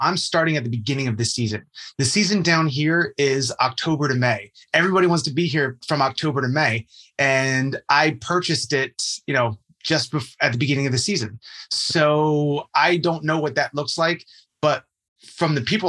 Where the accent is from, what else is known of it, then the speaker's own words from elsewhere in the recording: Jersey Shore, New Jersey, United States; I'm from New Jersey. Of course. Jersey Shore, born and raised. And you know, I actually come from a real estate family.